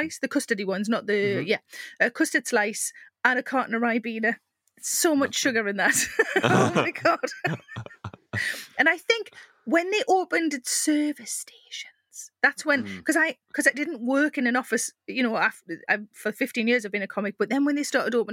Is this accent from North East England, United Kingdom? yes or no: yes; South Shields, North East England, United Kingdom; I'm from South Shields